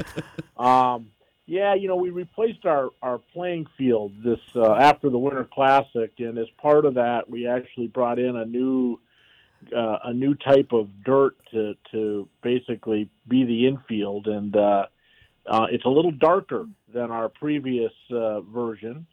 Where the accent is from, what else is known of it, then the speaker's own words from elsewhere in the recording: Bismarck, North Dakota, United States; moved away; my hometown of Bismarck, North Dakota